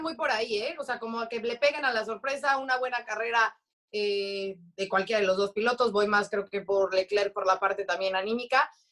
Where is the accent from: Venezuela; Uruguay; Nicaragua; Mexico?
Mexico; como mexicana